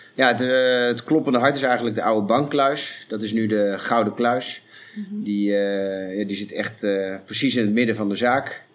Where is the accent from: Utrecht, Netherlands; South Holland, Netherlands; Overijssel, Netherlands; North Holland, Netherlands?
Overijssel, Netherlands; Zwolle; in Zwolle ook waar ik vandaan kom